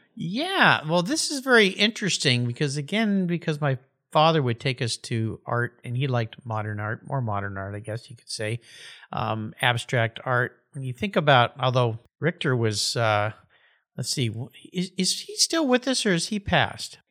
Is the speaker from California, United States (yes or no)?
yes; San Diego County, California, United States; Growing up in the San Diego County area